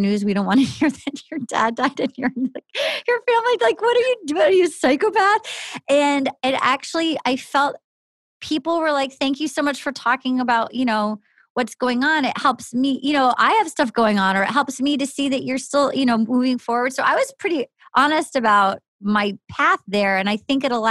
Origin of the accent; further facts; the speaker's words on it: New England, United States; growing up in New England